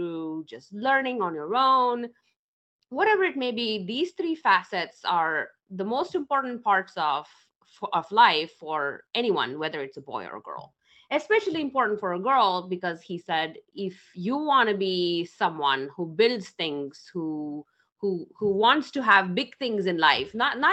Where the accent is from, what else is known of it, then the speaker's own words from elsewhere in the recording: India; moved away; I grew up in India, in a small town in India